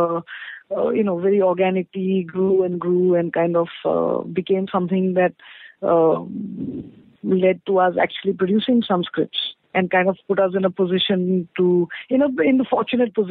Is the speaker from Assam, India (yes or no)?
yes; Assam, India; I come from Assam, which is in the northeast of India.